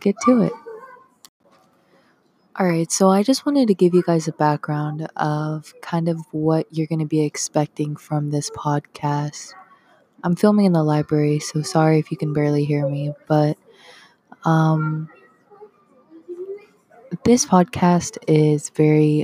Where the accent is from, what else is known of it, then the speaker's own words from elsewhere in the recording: Henderson, Nevada, United States; I'm from Henderson, so I don't consider myself a Vegas kid